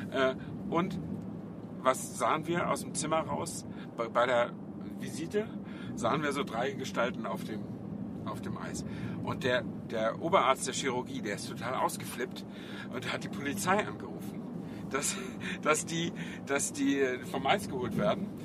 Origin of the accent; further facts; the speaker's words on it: Flensburg, Schleswig-Holstein, Germany; ich stamme ja aus Flensburg äh, und in den, die Flensburger Förde war in meiner Jugend auch ein, zweimal zugefroren